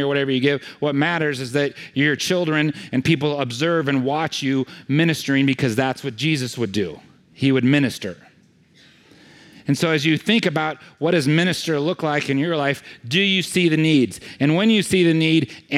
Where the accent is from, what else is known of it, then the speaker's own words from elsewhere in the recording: California, United States; I'm from California